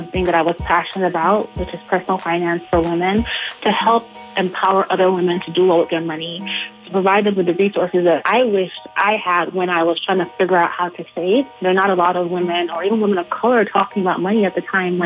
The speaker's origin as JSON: {"language": "English", "country": "Nigeria", "moved": "yes", "said": "I am originally from Nigeria"}